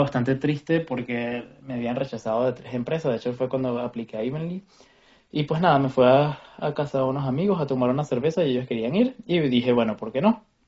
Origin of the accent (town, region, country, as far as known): Venezuela; now in Berlin, Germany